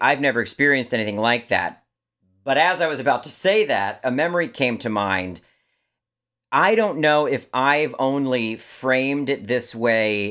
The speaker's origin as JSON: {"language": "English", "region": "Maryland", "country": "United States", "moved": "yes", "said": "I'm from Maryland originally"}